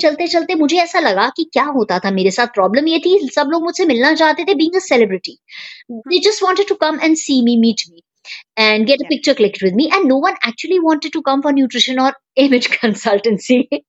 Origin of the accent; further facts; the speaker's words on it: Lucknow, Uttar Pradesh, India; moved away; मैं लखनऊ को बिलोंग करती हूँ जो कि उत्तर प्रदेश में है इंडिया में और वही मेरी स्कूलिंग हुई है